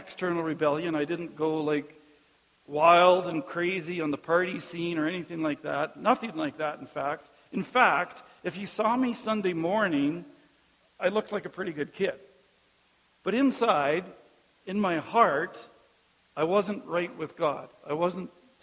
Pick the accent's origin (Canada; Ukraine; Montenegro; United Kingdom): Canada; Caronport, Saskatchewan; also born or lived in Melfort; when I was growing up in Cairnport, no outsiders lived in Cairnport